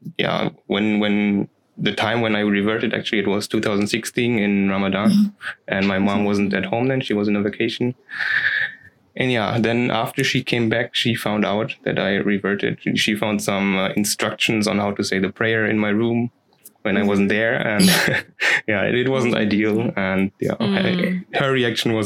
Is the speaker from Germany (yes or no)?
yes; Germany; I'm a revert, a German revert